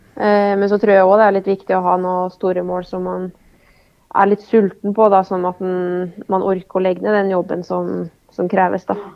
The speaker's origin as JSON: {"language": "Norwegian", "town": "Oppdal", "region": "Trøndelag", "country": "Norway", "tie": "born or raised there", "moved": "yes", "said": "har det vært veldig mye hjemme på Oppdal"}